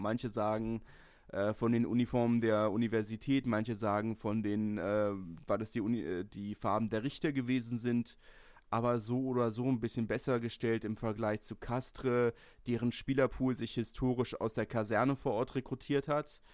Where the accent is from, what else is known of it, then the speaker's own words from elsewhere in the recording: Berlin, Germany; ich komme aus Lichterfelde das ist festes Hertanerland